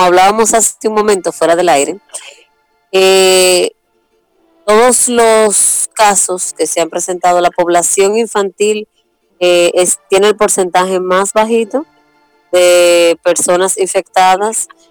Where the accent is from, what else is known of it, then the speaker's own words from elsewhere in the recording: Santo Domingo, Dominican Republic; Soy de Santo Domingo, que es la ciudad capital de la República Dominicana.